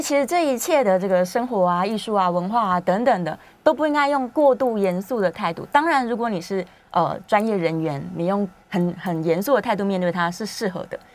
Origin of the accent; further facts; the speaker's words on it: Taiwan; 我们台湾自己也有在生产葡萄酒